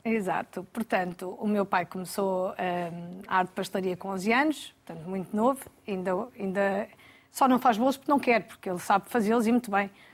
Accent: Alcobaça, Leiria District, Portugal; Nasci em Alcobaça, uhum. uh, onde vivemos também

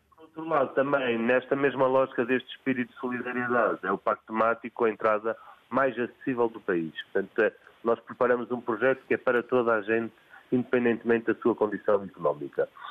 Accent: Porto, Norte, Portugal; now in Alenquer, Portugal; eu, apesar de viver em Alenquer há, há, há três décadas aproximadamente, eu nasci no Porto

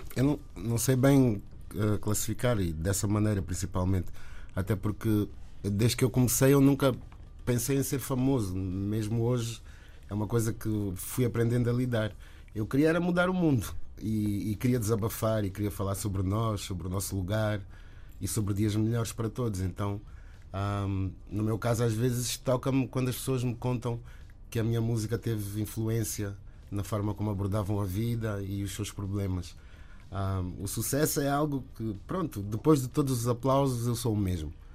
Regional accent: Angola; enquanto angolano

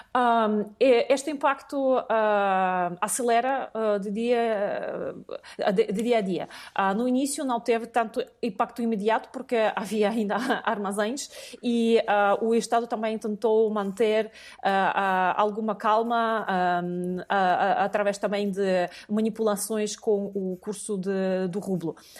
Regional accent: Russia; moved away as an adult; now in Portugal; nasci na União Soviética, depois passei a viver na Federação Russa.

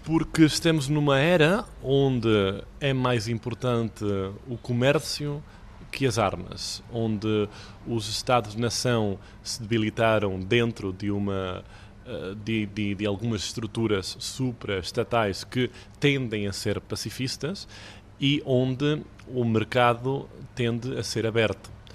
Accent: Catalonia, Spain; Eu nasci aqui na Catalunha, de pai catalão e mãe portuguesa

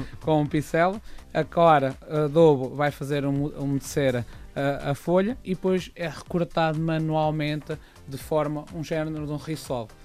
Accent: Coimbra, Centro, Portugal; eu sou de Coimbra

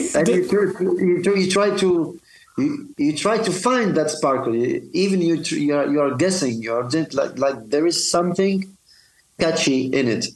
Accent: Tunisia; here in my hometown, Susan, Tunis

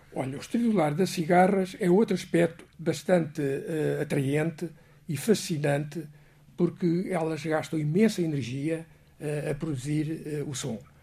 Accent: Portugal; eu como português

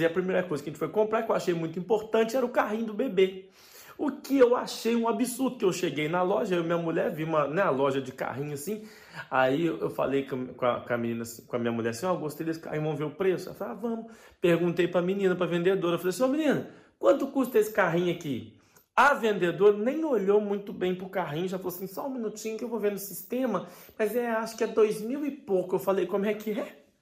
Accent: Brazil; moved away as an adult; now in Portugal; Quando eu saí do Brasil

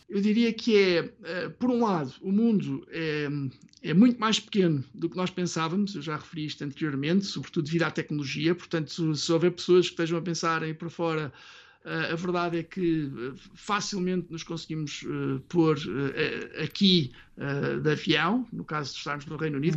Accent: Portugal; first language Portuguese; now in United Kingdom; nós cá em casa somos muito portuguesa

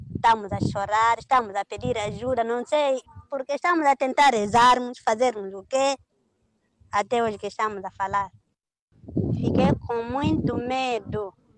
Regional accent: Muidumbe District, Cabo Delgado, Mozambique; also born or lived in Quissanga; no Planalto, na minha zona, no distrito de Midumbe

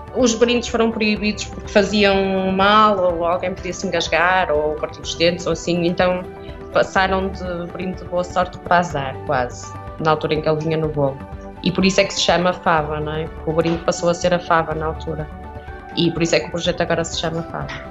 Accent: Portugal; moved away; Eu sou de Viena, cresci, a pastelaria ainda existia do meu bisavô

